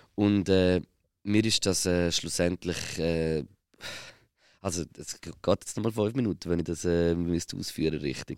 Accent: Switzerland; als Schweizer Musiker

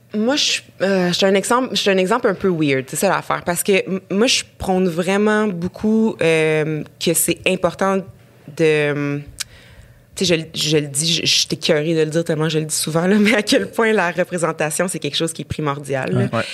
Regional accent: Rouyn-Noranda, Quebec, Canada; now in Montreal, Canada; j'ai grandi à Rouen-Noranda, dans un Québec assez euh, normatif

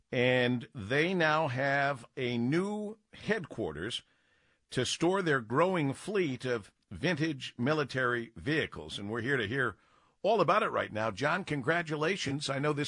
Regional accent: Michigan, United States; Born and raised in Michigan.

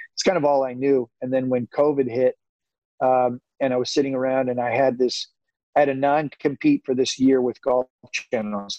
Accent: Santa Rosa, California, United States; I'm a kid from Santa Rosa

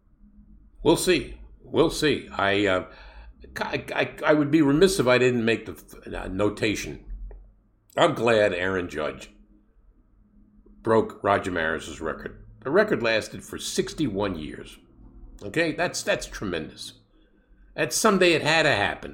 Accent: New York City, New York, United States; When I was a kid growing up in Brooklyn

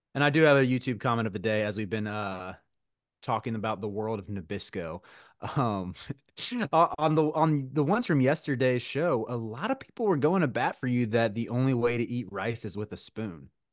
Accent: Charlotte, North Carolina, United States; I grew up in Charlotte

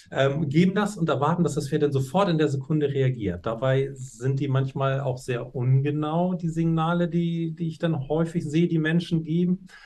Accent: Hamburg, Germany; bin ich in Hamburg zur Schule gegangen gegangen

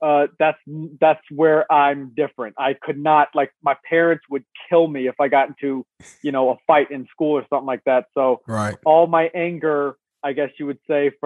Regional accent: Las Vegas, Nevada, United States; born or raised there; also born or lived in Chicago, Illinois

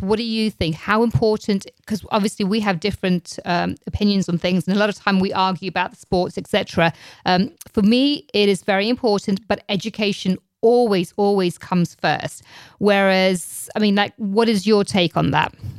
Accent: England, United Kingdom; now in United States; growing up in England

